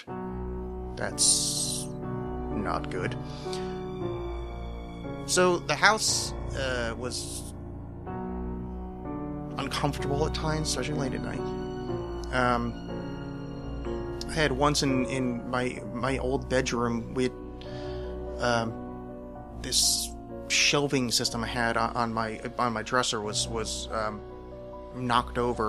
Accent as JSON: {"language": "English", "region": "East Coast", "country": "United States", "tie": "born or raised there", "said": "the house I grew up in on the East Coast"}